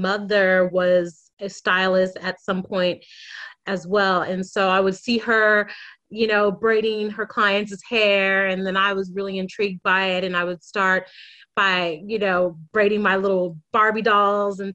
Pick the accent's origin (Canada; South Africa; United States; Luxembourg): United States; moved away as an adult; now in Sydney, Australia; I am an American who moved to Australia about 6 years ago.